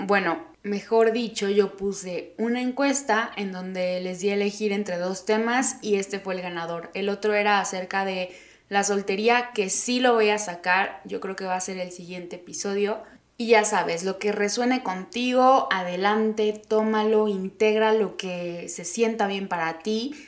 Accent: Oaxaca, Mexico; moved away as an adult; now in Mexico City, Mexico; soy de Oaxaca, que nací ahí

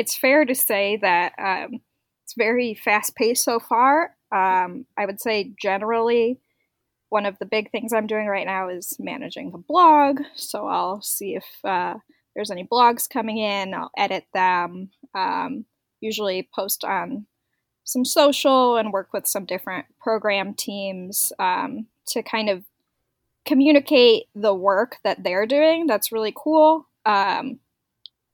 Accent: Northwest Indiana, United States; I am from Northwest Indiana. I live in a town called Valparaiso

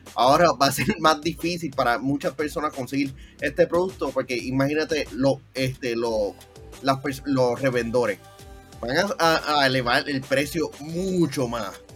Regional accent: Puerto Rico; para algunas cosas somos de Puerto Rico

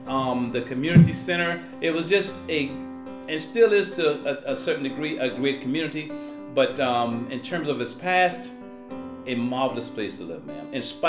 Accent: North Charleston, South Carolina, United States; I grew up in the community called Liberty Hill in North Charleston High School, right off of East Montague Avenue.

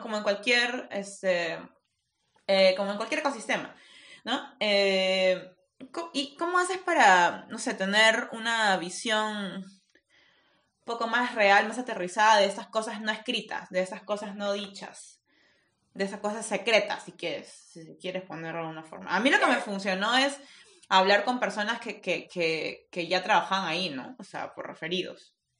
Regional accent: Peru; soy peruana

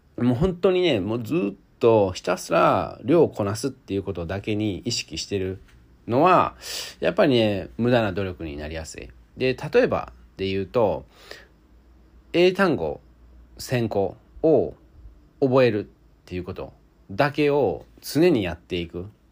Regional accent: Osaka, Japan; moved away; 僕大阪出身なんですけども

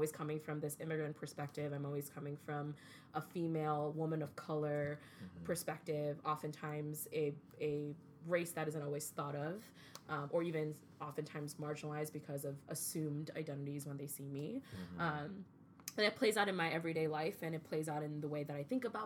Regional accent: Chicago, Illinois, United States; moved away; also born or lived in Kuwait; I was raised in Chicago in the 90s.

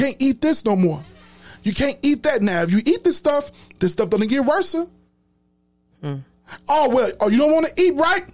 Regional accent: Chicago, Illinois, United States; I'm from Chicago. And at one point in my life, I stayed on the low end next to Chinatown

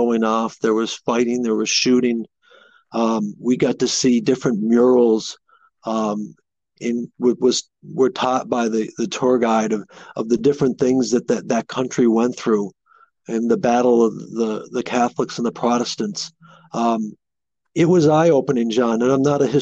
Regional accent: the Northeast, New England, United States; I grew up here in the Northeast

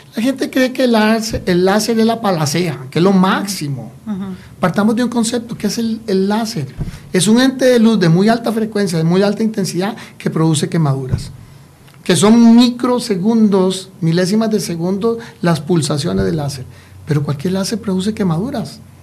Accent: Costa Rica; ciudadanos costarricenses

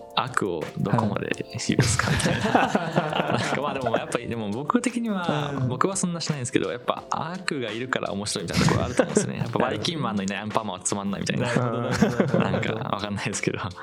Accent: Japan; 俺日本人です

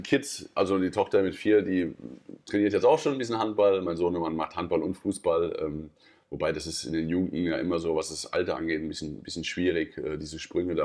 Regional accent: Wiesbaden, Hesse, Germany; moved away as an adult; also born or lived in Wallau / Hamburg / Denmark / Balingen; In Mainz-Kastell, in meiner Heimat

